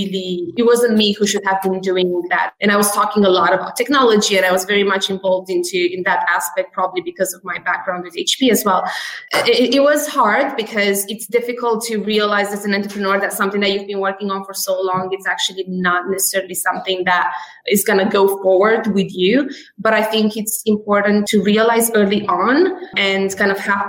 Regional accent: London, United Kingdom; moved away as an adult; also born or lived in Romania; now in Boston, United States; I'm actually Romanian as pure origin. And I grew up in London.

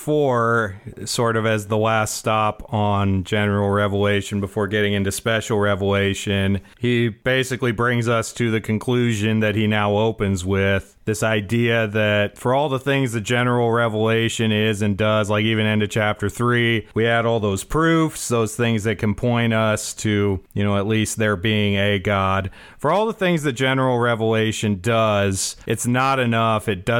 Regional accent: Nebraska, United States

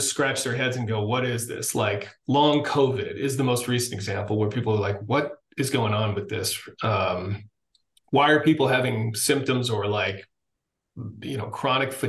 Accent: Massachusetts, United States; I grew up in Massachusetts, went to the Naval Academy

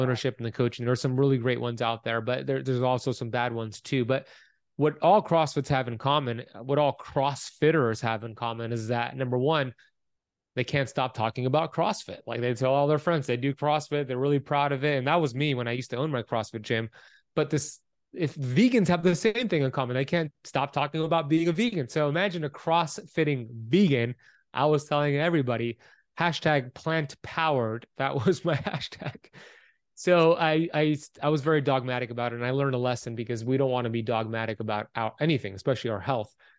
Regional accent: Miami Beach, Florida, United States; Born and raised here in Miami Beach, Florida

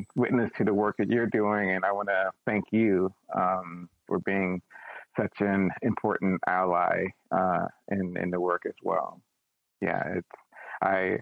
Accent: Washington, District of Columbia, United States; I grew up in Washington, D.C., and at the time, D.C. was very much, as they nicknamed it, a chocolate city

